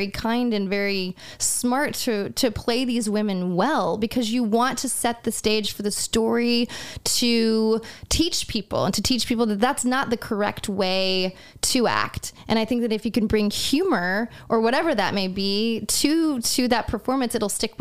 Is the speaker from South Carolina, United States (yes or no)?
yes; South Carolina, United States; growing up in South Carolina, where my mother had like a African American like woman live in their house